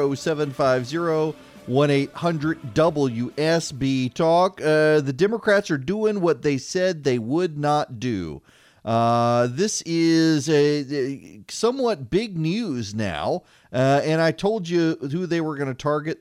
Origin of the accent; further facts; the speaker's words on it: Louisiana, United States; I'm from Louisiana